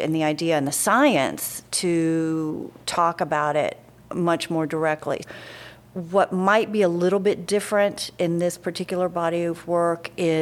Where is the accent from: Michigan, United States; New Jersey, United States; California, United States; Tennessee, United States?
Tennessee, United States; rural; I grew up in Tennessee, but my father was Bermudian